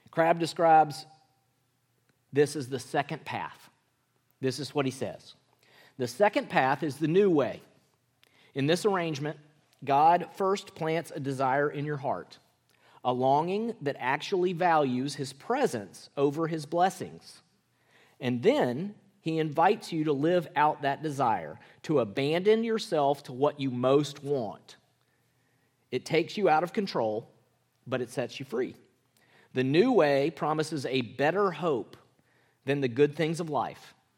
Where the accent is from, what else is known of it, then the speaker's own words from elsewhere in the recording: Mississippi, United States; moved away; I grew up in Mississippi